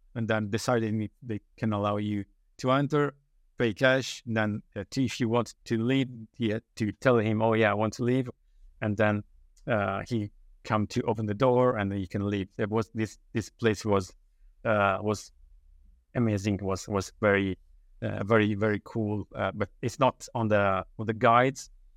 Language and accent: English; Italy; English is a second language; moved away as an adult; also born or lived in Dublin, Ireland; now in United Kingdom; in Italy, I've been living in my hometown for, well, most of my life